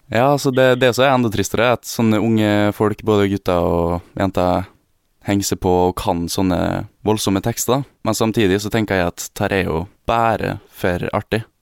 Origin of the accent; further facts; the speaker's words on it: Gossen, Møre og Romsdal, Norway; now in Oslo, Norway; Gossen, der jeg kommer fra.